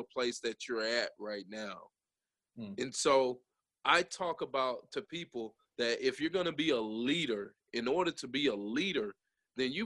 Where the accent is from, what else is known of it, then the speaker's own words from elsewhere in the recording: Jasper, Alabama, United States; we grew up in Jasper, Alabama. I grew up actually on Coke Oven in Jasper